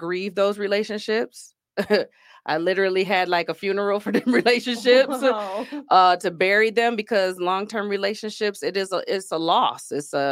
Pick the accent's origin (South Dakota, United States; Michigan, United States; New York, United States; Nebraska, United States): Michigan, United States; Grand Rapids; also born or lived in Georgia; I am from Grand Rapids, Michigan, born and raised. Only other place I lived in was Georgia